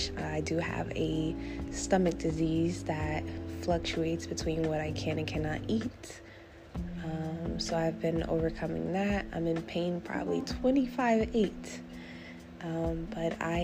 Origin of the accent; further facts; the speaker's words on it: New Jersey, United States; I'm from New Jersey